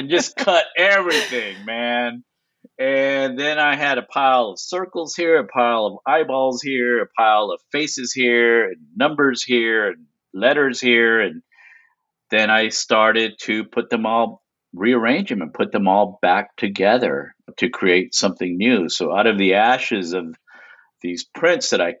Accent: Lubbock, Texas, United States; now in Houston, United States; I'm originally from Lubbock, Texas, and then I moved to Houston, Texas, and I've been here ever since.

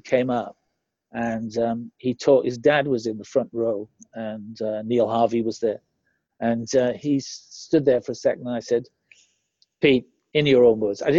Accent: United Kingdom; saw me as a Brit

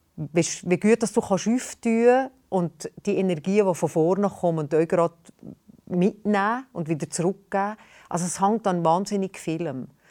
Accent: Valais, Switzerland; accent: Walliserdeutsch; Ich bin eine Walliserin. Ich habe eine Mundart, eine spezielle Mundart in der Schweiz

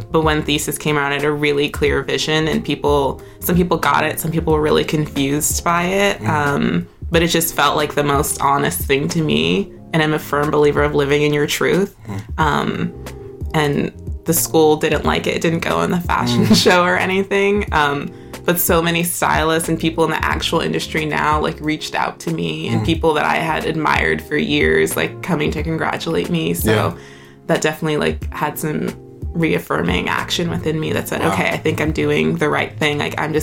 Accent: Deer Park, New York, United States; now in Brooklyn, United States; I am originally born and raised in Long Island

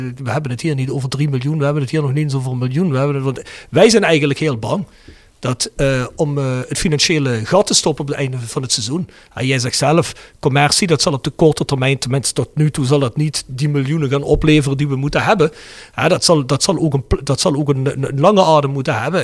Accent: Kerkrade, Limburg, Netherlands; now in Germany; Ik ben uit Limburg, ik ben uit Kerkrade

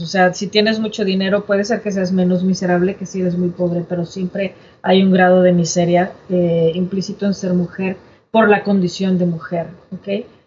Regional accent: Mexico; first language Spanish; moved away as an adult; also born or lived in United States; now in Toronto, Canada; que haberme ido no me hace menos mexicana

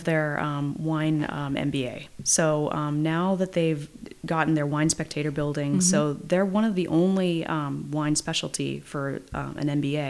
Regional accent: Yountville, California, United States; I was born in Yountville and grew up there in the same house. So my parents moved in 6 weeks after I was born.

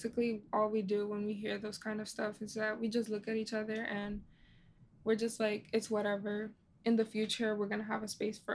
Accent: United States; people like me who have immigrant parents but are growing up here, we know the difference mm-hmm. because we grew up in here in America.

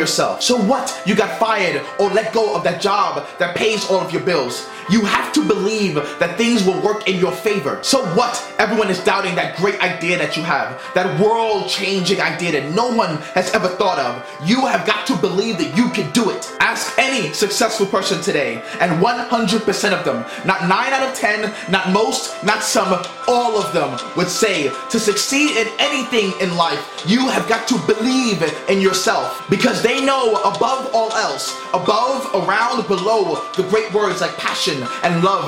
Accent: New York City, New York, United States; growing up in Brooklyn, New York during the 90s was hard

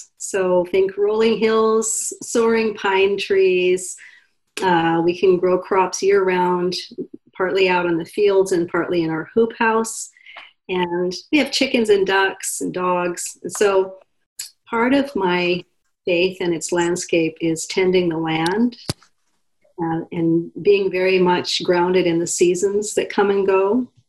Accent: Pacific Northwest, United States; also born or lived in Alaska; But I didn't grow up here. I grew up mostly in the Pacific Northwest and Alaska. So Oregon, Washington, Montana is not in the Pacific Northwest.

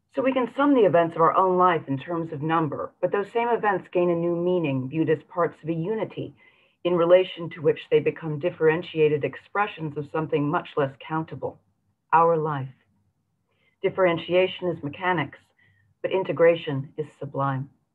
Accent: San Francisco, California, United States; my hometown of San Francisco

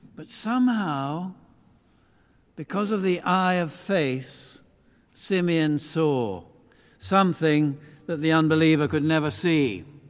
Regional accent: Beckenham, London, United Kingdom; when I grew up in Christchurch, Beckenham, which is not that far from here

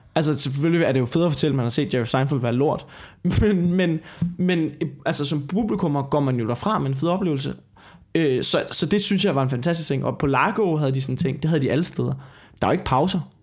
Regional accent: Denmark; vi er komikere fra Danmark

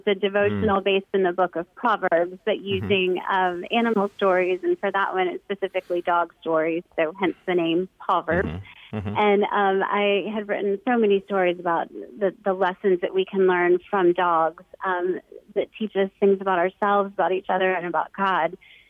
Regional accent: St. Petersburg, Florida, United States; I'm from St. Petersburg, Florida.

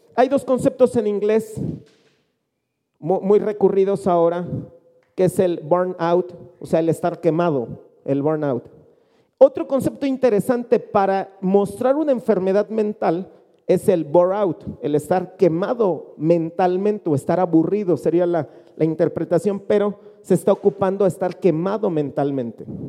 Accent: Mexico; Nosotros habitualmente como mexicanos

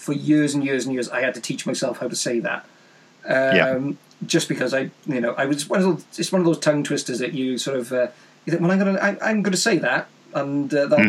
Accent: Wales, United Kingdom; there's a link of, to my home country.

